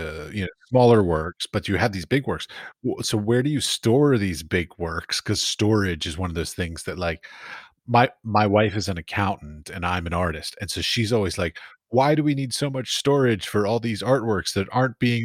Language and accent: English; United States; As an American